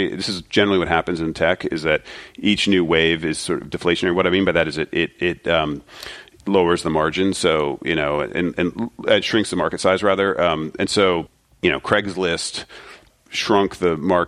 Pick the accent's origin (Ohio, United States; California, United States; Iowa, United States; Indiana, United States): Ohio, United States; Springfield; I'm from Ohio, Springfield, Ohio